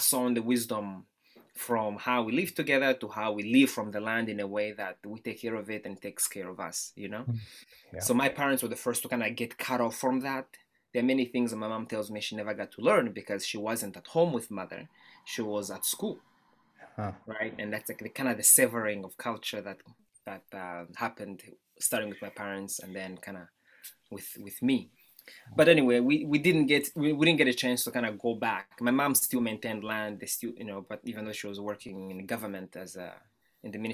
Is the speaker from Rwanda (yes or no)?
yes; Kigali, Rwanda; now in United States; I was born in Rwanda, Central East Africa, Kigali, in the capital city